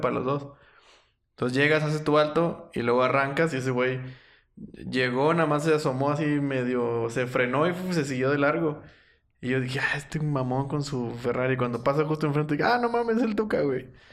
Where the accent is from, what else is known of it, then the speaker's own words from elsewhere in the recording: Matamoros, Tamaulipas, Mexico; en los noventas crecí con, con el auge de, de los vaqueros. Y aparte por, por la cercanía, o sea, yo estaba viviendo, viví en Matamoros pegado a Texas todo el tiempo